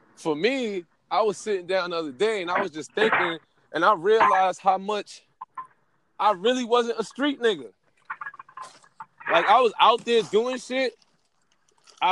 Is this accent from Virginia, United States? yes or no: no; New York City, New York, United States; also born or lived in Queens, New York; I was born in Queens, raised in Brooklyn.